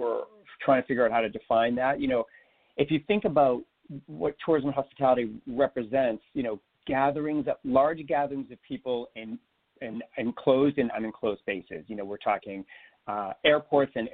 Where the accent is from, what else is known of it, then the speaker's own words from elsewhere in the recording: Boston area, Massachusetts, United States; now in Toronto, Canada; I grew up in the Boston area, just a few miles outside of Boston